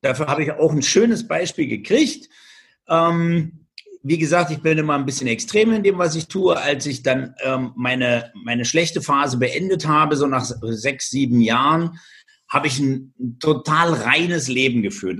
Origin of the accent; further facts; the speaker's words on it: Germany; bei uns in Deutschland